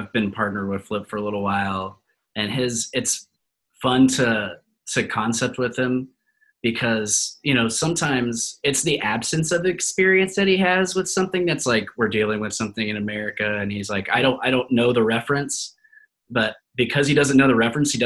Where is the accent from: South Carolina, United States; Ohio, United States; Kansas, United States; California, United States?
Kansas, United States; moved away as an adult; also born or lived in Colorado; I'm from Kansas, so I just moved one state over